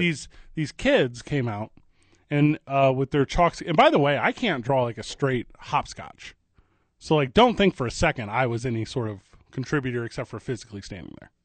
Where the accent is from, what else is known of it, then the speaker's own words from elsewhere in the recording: St. Louis, Missouri, United States; now in Albuquerque, United States; I grew up in Saint Louis, Missouri